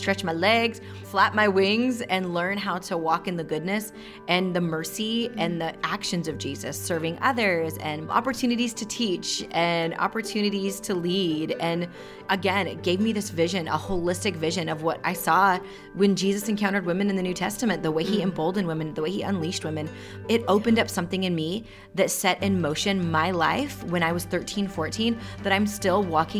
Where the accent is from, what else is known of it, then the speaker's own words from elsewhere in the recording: rural Washington, United States; also born or lived in India; I'm East Indian, and I was adopted just shy of my second birthday. Mm-hmm. And growing up in rural Washington, where I didn't meet another person of color until I was in middle school